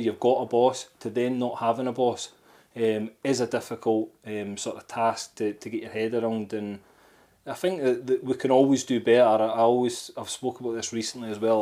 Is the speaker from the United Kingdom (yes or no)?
yes; Scotland, United Kingdom; I'm Scottish